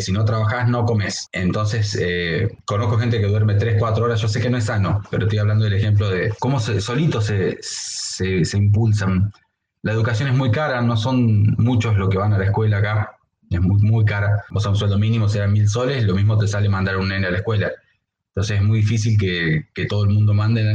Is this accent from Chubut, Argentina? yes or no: yes; Comodoro Rivadavia, Chubut, Argentina; now in Peru; soy de Comodoro Rivadavia. Ah, de la Patagonia